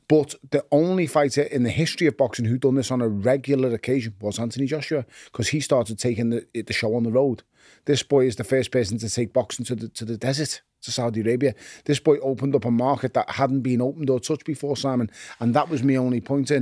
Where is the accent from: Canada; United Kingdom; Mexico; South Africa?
United Kingdom; Liverpool, North West England; also born or lived in Toxteth; I was born in Toxteth, I was raised in Wavertree